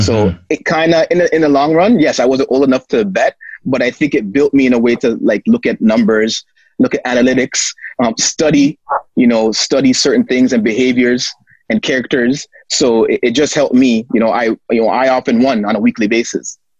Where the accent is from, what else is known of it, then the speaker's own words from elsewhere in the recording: Toronto, Ontario, Canada; born and raised in Toronto